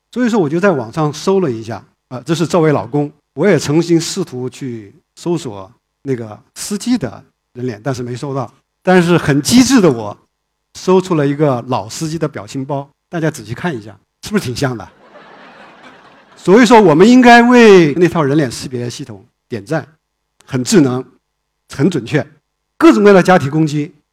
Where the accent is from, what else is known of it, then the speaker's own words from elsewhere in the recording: China; 我们在中国长大的